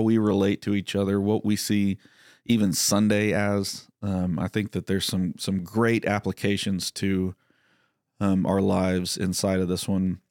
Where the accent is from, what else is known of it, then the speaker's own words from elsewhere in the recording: Texas, United States; growing up in Texas